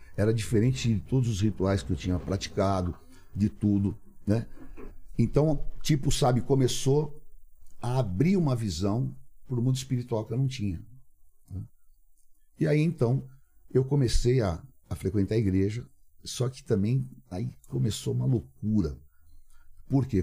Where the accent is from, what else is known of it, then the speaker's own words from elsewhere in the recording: São Paulo, Brazil; Cambuci, aquela, aquela ali era a minha área. Estudei ali no Cambuci, no grupo escolar professor Gomes Cardim